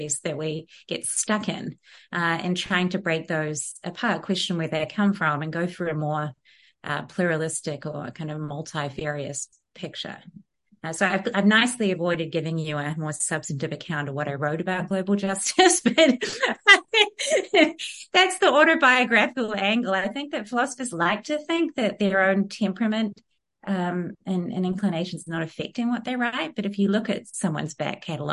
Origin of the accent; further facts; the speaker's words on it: New Zealand; moved away; growing up in Aotearoa in the 1980s mainly and 90s